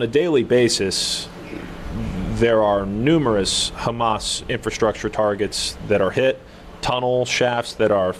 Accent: United States; as an American and not being used

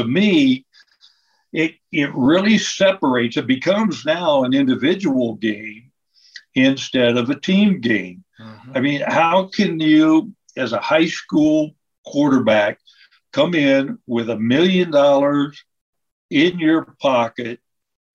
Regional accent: Lancaster, Ohio, United States; I came from Lancaster

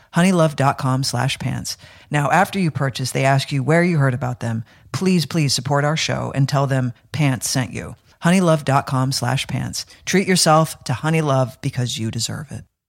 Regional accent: United States; I'm American

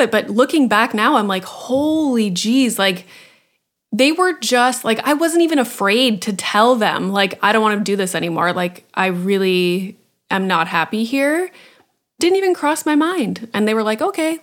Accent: Sudbury, Ontario, Canada; I'm from Sudbury, which is like a tiny city in Northern Ontario.

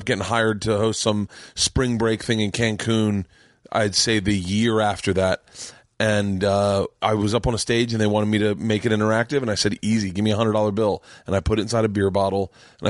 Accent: Florida, United States; Because I grew up in Florida, right.

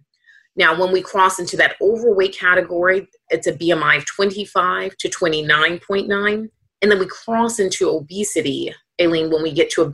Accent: Atlanta, Georgia, United States; moved away as an adult; now in Boston, United States; as a black woman who was born and raised in Atlanta, I do live obviously in Boston

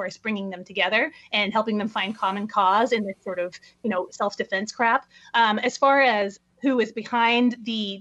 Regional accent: La Mesa, California, United States; moved away as an adult; also born or lived in San Diego, California; I grew up in San Diego. I'm from here

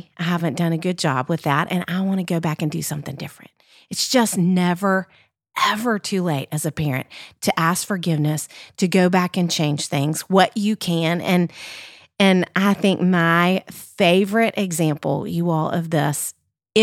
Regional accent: Little Rock, Arkansas, United States; now in Nashville, United States; I grew up in Little Rock, Arkansas. I live in Nashville, obviously, now.

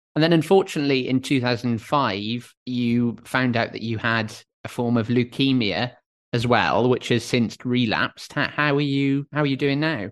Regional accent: Wales, United Kingdom; I said, "Wales."

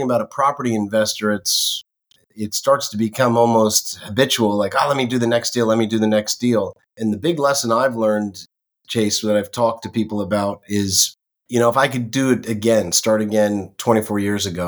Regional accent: Northeast, United States; moved away as an adult; also born or lived in West Coast; now in Florida, United States; I grew up in the Northeast, would come down to see my grandparents all the time

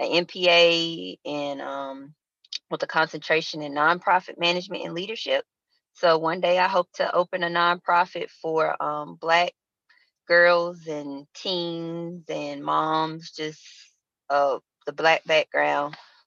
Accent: Montgomery, Alabama, United States; moved away as an adult; now in Charlotte, United States; originally I am from Montgomery, Alabama, 334, aka Monkey Town

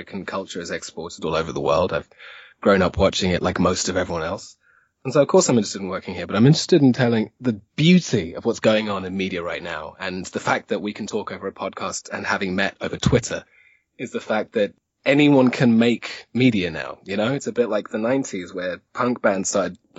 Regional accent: Zimbabwe; moved away; I grew up in Zimbabwe

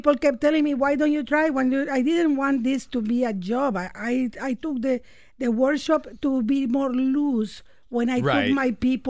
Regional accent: Nicaragua; now in Canada; I mean, I was exposed to comedy there, but not to stand-up comedy. Until I came to Canada, I started watching and liking stand-up comedy.

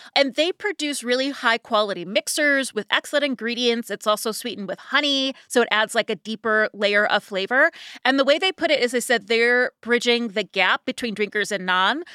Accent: Ohio, United States; moved away; growing up in Ohio

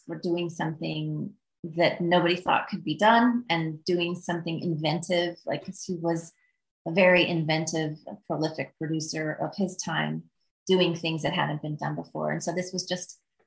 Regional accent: Midwest, United States; I'm from the Midwest

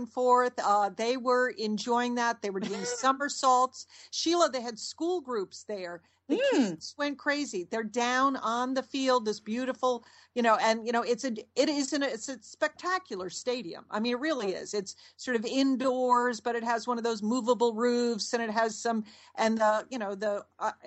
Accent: Connecticut, United States; also born or lived in New Orleans; now in Dallas, United States; we grew up in Connecticut.

